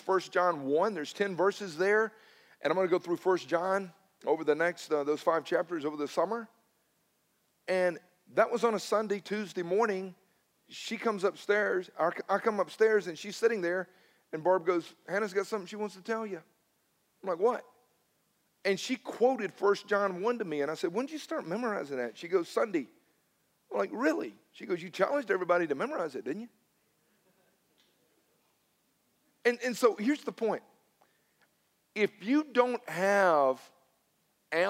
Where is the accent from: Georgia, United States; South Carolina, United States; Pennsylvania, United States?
Georgia, United States; Newnan; I'm from Noonan originally